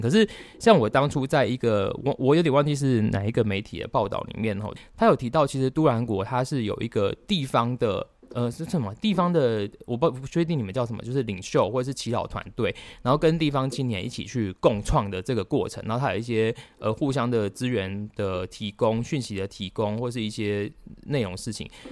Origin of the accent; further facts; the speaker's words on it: Tainan, Taiwan; 要不是我是台南人